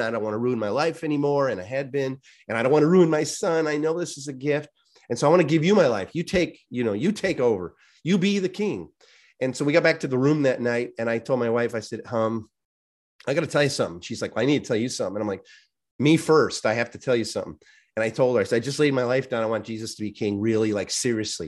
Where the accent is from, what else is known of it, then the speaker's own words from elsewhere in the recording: Chicago, Illinois, United States; I grew up in the Chicagoland area, very, um, Polish